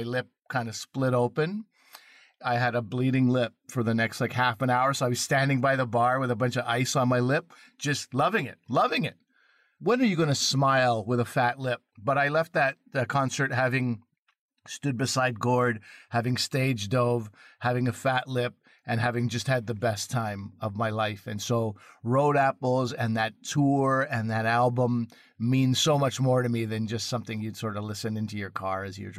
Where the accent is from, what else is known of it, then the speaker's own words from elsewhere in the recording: Quebec, Canada; I grew up in Quebec